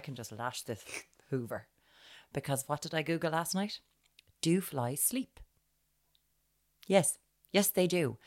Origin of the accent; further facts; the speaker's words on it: Ireland; We're Irish